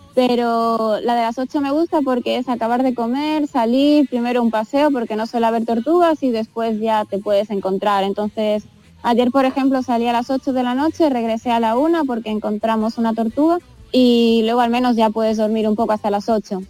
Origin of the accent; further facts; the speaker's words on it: Spain; moved away; soy la única española